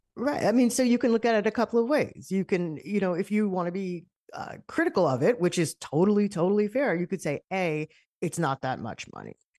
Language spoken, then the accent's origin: English; United States; as an American